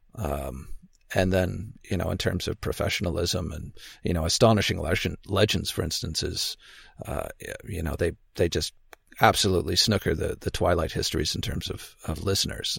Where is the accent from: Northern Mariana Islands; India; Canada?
Canada; also born or lived in Victoria, British Columbia; I'm Canadian. I live on the West Coast on an island. May have heard of Vancouver Island, Victoria, B C.